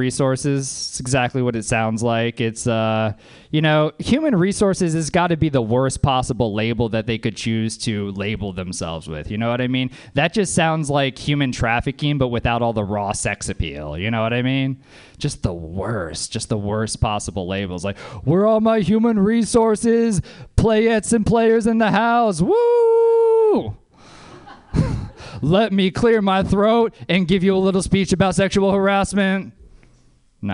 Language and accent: English; Louisiana, United States; I'm from Louisiana